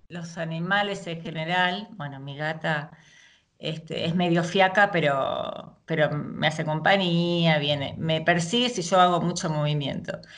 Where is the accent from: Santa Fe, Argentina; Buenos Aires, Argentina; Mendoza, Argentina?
Buenos Aires, Argentina; Sí, sí, soy de Argentina, eh, nací, viví toda mi vida y sigo viviendo en Capital, en la ciudad de Buenos Aires, y en estos momentos estoy viviendo en el barrio de Belgrano.